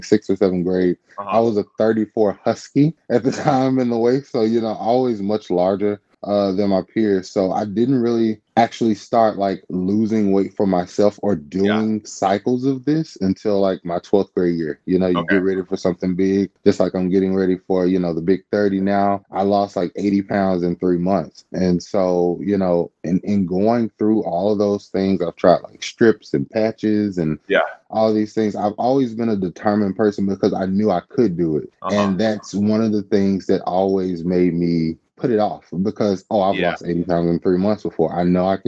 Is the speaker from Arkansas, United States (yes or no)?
yes; Wynne, Arkansas, United States; moved away; I'm from Wynn, Arkansas, originally